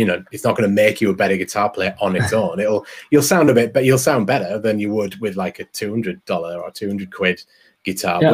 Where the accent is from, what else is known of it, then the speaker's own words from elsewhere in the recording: England, United Kingdom; I'm English and I'm a bit fast and mumbly